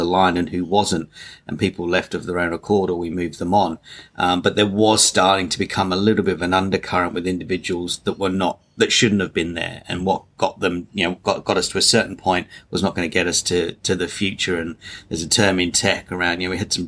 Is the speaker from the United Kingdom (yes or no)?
yes; England, United Kingdom; I'm English